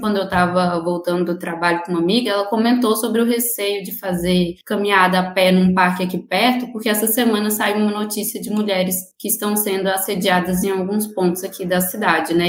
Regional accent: Maranhão, Brazil; also born or lived in Palmas, Tocantins; now in Tocantins, Brazil; eu venho do Maranhão

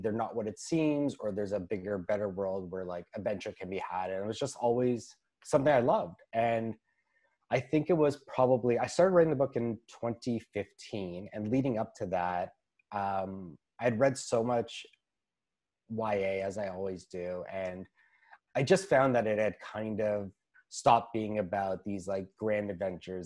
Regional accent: Toronto, Ontario, Canada; I'm a writer from Toronto, Ontario.

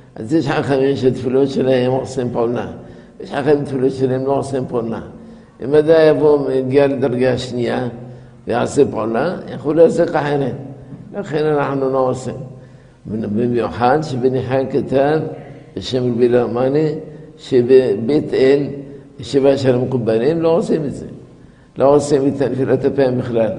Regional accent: La Marsa, Tunis Governorate, Tunisia; moved away; בילדותי, בגיל שש, הייתי במרסה, במקום כזה, על יד חוף הים, שנקרא מרסה

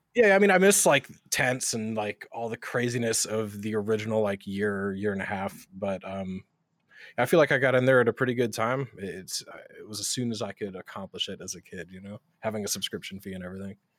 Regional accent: West Coast, United States; moved away; also born or lived in North Carolina; I'm originally from the West Coast, but I was living in North Carolina

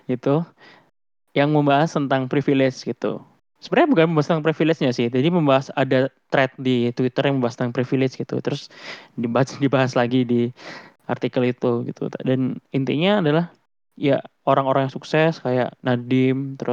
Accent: Java, Indonesia; born there; Aku bisa lahir di Indonesia itu juga privilege sih menurutku gitu, apalagi di Jawa ya terutama ya.

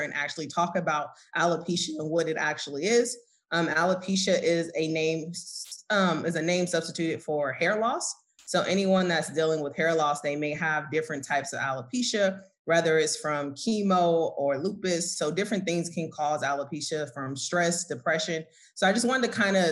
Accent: Oakland, California, United States; moved away as an adult; now in Atlanta, United States; I'm originally from Oakland, California, and I recently now resigned in Atlanta. I just moved out here a year ago

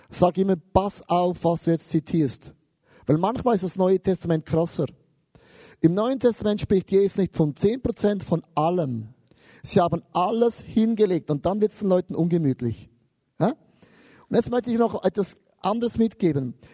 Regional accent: Switzerland; und ich als Schweizer, ich sammle alles an.

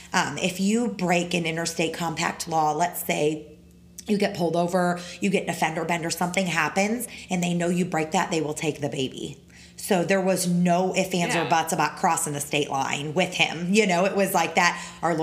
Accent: the North, United States; now in Florida, United States; I'm from the North. We don't put sugar in our tea.

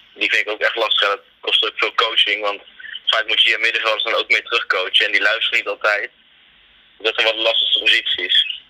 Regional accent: Tiel, Gelderland, Netherlands; kom uit Tiel

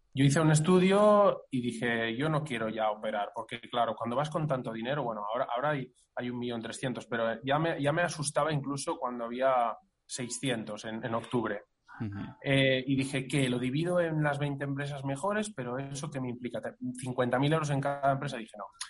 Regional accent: Catalonia, Spain; somos catalanes

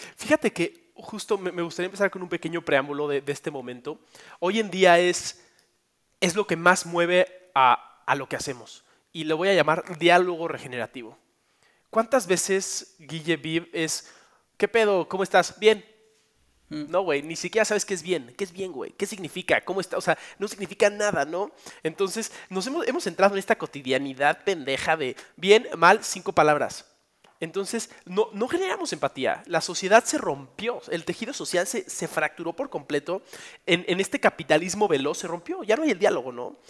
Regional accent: Mexico; en mi país

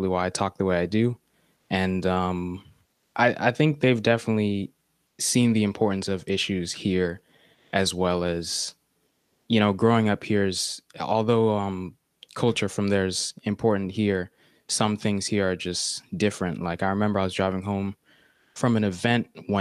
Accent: United States; me and my two sisters are like the first of our family born here in America

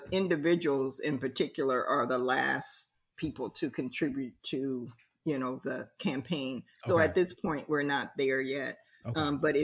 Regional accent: Columbus, Ohio, United States; now in Philadelphia, United States; I came from Columbus, Ohio

